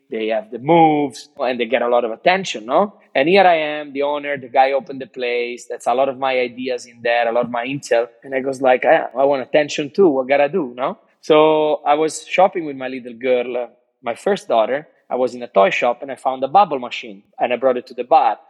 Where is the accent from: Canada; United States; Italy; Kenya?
Italy; Cinque Terre, Italian Riviera, Liguria; English is a second language; now in Australia; I grew up in Cinque Terre, in the Italia Riviera